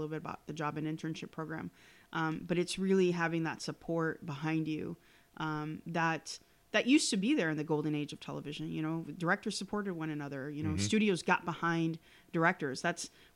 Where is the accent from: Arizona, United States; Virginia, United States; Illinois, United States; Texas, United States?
Illinois, United States; Chicago; born and raised in Chicago, I always say I'm a product of two things, which is one, the great city of Chicago